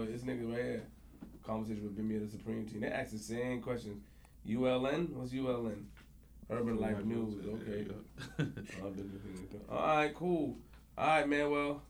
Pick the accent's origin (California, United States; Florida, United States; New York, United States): New York, United States; Queens; I'm from Queens.